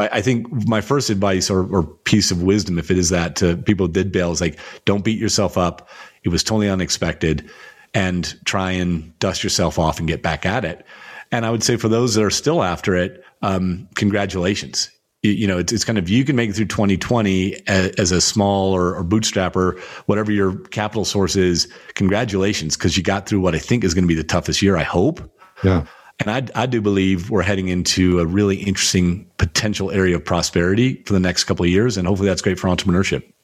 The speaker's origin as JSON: {"language": "English", "country": "United States", "tie": "born or raised there", "said": "I'm still a tall white guy growing up in the United States."}